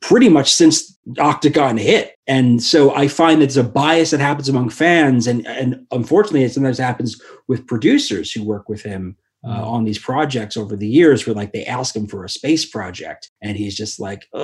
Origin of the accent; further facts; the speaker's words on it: New York City, New York, United States; I grew up where hip hop was happening here in Queens